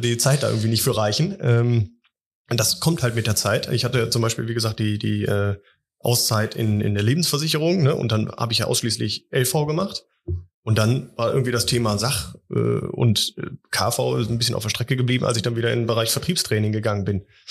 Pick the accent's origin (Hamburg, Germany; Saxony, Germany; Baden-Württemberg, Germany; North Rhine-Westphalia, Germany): North Rhine-Westphalia, Germany; Wuppertal; ich komme auch aus Wuppertal